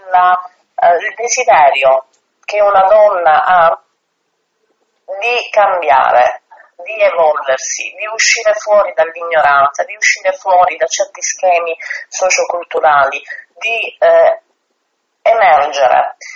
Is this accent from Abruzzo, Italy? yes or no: no; Sicily, Italy; io sono siciliana